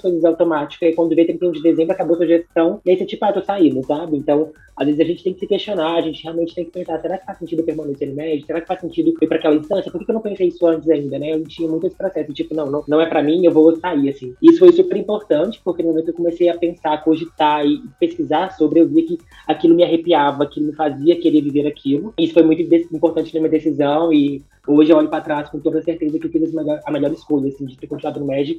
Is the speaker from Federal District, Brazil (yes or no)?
no; Minas Gerais, Brazil; eu vim, sou de Minas Gerais